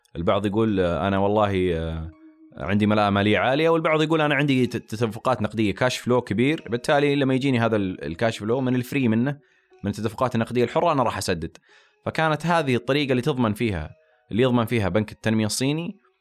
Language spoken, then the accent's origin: Arabic; Saudi Arabia; عندنا في السعوديه